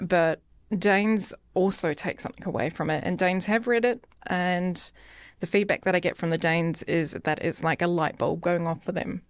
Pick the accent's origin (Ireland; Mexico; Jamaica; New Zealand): New Zealand; moved away as an adult; now in Denmark; from New Zealand